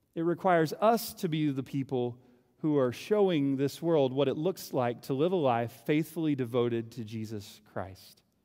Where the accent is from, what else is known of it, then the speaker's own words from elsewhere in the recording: Oklahoma, United States; moved away; I'm from Oklahoma.